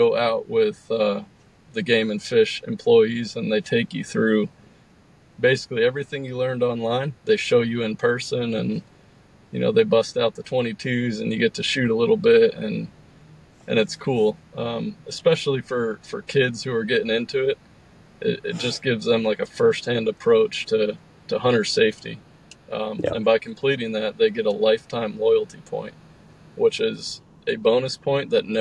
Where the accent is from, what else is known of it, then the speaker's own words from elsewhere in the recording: Pennsylvania, United States; my home state of Pennsylvania